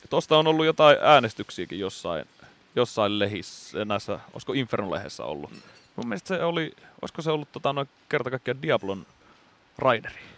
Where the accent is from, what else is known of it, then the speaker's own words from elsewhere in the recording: Lemi, South Karelia, Finland; moved away; meillä Lemillä, eli siellä pienellä maalaispaikkakunnalla, mistä nyt sitten ponnistettiin